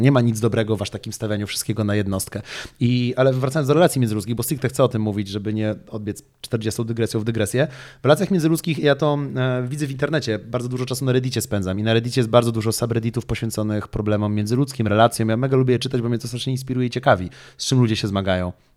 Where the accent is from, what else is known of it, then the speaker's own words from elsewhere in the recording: Poland; my w Polsce